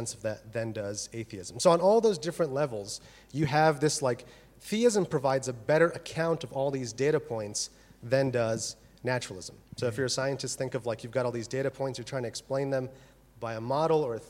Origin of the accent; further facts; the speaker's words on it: United States; moved away as an adult; also born or lived in Birmingham, United Kingdom; now in Oxford, United Kingdom; As you can tell from my wonderful accent, I am from America